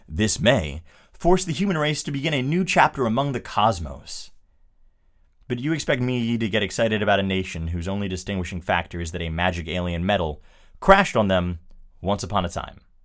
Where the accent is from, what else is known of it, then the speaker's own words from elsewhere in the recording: United States; I'm an American